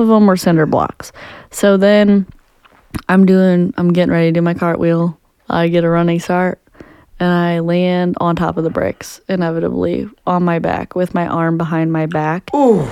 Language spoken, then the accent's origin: English; Jefferson County, Missouri, United States; we grew up in Jefferson County, so we had great aim